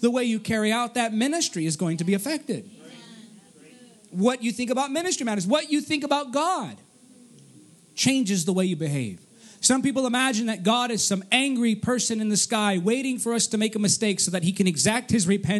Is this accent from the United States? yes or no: yes; Artesia, California, United States; also born or lived in Downey, California / Cerritos, California; I was born in Artesia and then I moved to Downey